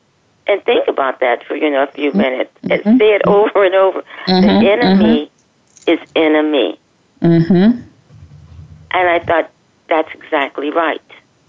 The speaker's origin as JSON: {"language": "English", "town": "Los Angeles", "region": "California", "country": "United States", "tie": "born or raised there", "lives_now": "Palm Springs, United States", "said": "And I moved here from Los Angeles. {S1} Okay. {S2} L.A. is my home. {S1} Oh, okay. Okay. {S2} I was born and raised there."}